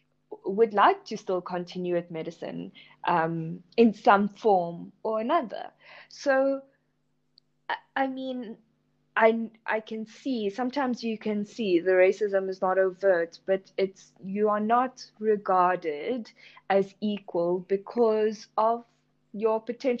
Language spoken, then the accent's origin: English; India; me being an Indian female also comes with definite stereotypes